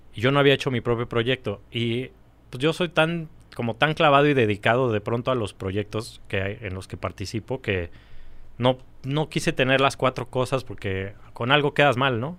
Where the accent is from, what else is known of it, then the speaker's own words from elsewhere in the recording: Mexico City, Mexico; Yo nací aquí, siempre viví en México.